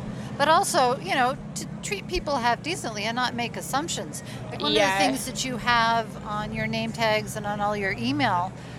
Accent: Canada; now in United States; Yes, we're Canadian.

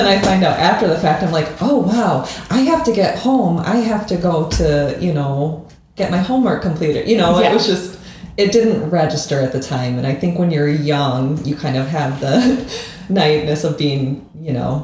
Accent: Lansing, Michigan, United States; I grew up in the Lansing area, Lansing specifically

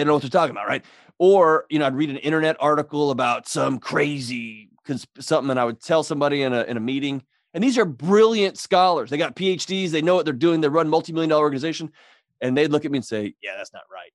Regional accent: Texas, United States; I grew up in Texas

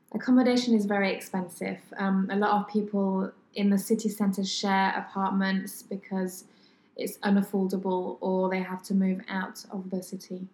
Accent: France; English is a second language; moved away as an adult; now in Sydney, Australia; coming from France

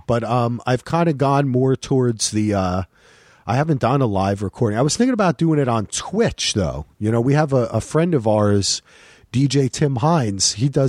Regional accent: New Jersey, United States; I grew up in New Jersey, which is closer to you. Basically, kind of like across the pond, as they say, right? Like near New York.

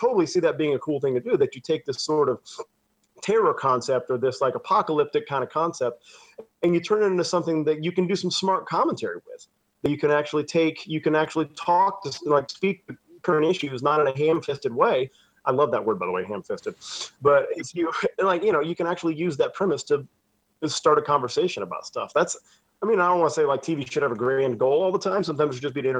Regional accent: Dallas, Texas, United States; also born or lived in California / Florida / Cleveland, Ohio; No, I was born in Texas, born and raised in Texas

